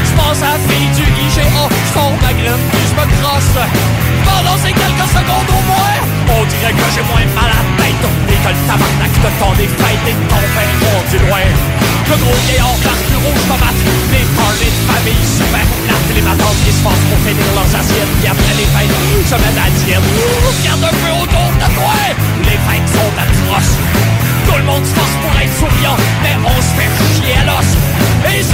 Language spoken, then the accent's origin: French; Montreal, Quebec, Canada; Moi, je viens de Montréal.